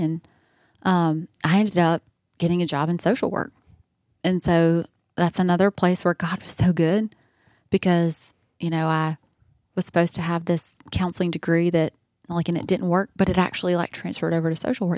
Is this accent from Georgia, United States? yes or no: yes; Columbus, Georgia, United States; moved away; also born or lived in California; I'm from Columbus